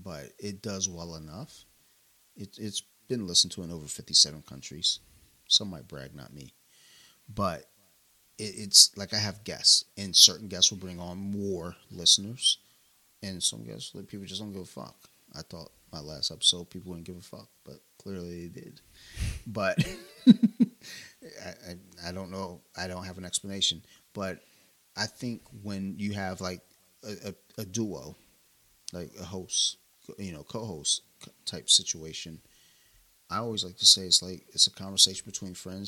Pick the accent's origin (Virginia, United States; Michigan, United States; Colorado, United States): Michigan, United States; Detroit; I'm from Detroit